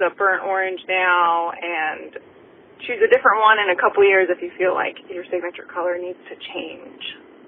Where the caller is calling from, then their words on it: Chesapeake, Virginia, United States; I'm calling from Chesapeake, Virginia.